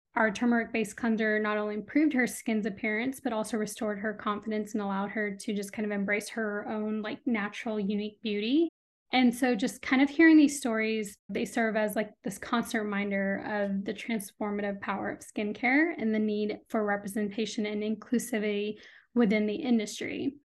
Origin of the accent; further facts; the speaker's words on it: Austin, Texas, United States; also born or lived in India / Urbana-Champaign, Illinois; first grade, second grade, I moved to Austin. So I've been here since then, um, and this is home